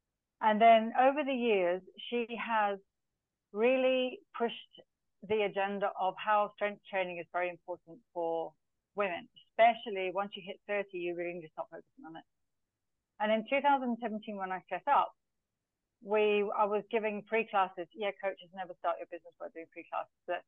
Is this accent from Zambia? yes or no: yes; Zambia; now in Dubai, United Arab Emirates; So my background, first of all, I was born in Zambia of British parents. So I was raised in Africa with a very, I won't say strange upbringing, but a very different upbringing.